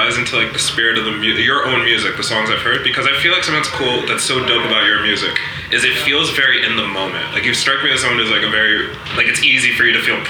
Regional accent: Westchester, New York, United States; also born or lived in Hartsdale / Rockland County; I was born in Westchester.

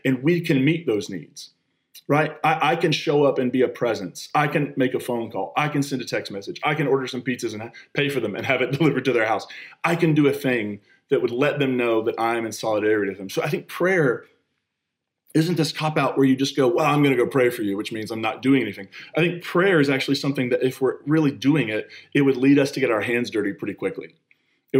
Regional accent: United States; moved away; I grew up on the Kentucky-West Virginia line. I identify both Kentucky and West Virginia

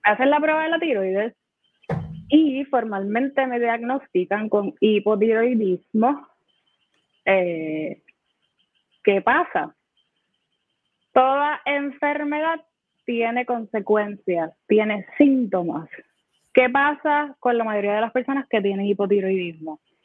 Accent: Humacao, Puerto Rico; yo me crié en Humacao

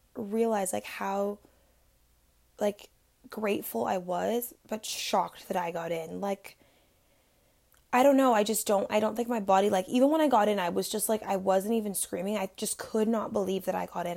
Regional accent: Florida, United States; I was born and raised in Florida

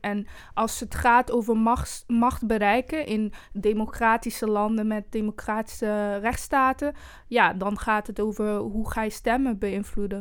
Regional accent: Eindhoven, North Brabant, Netherlands; also born or lived in Brussels, Belgium; now in Amsterdam, Netherlands; ik kom zelf bijvoorbeeld uit Eindhoven

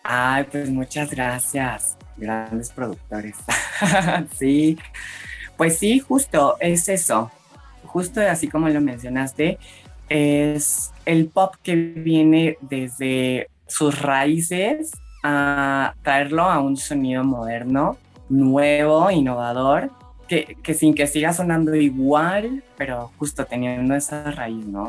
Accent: Mexico City, Mexico; claro que también escuchaba música en español, este, viviendo aquí en Ciudad de México

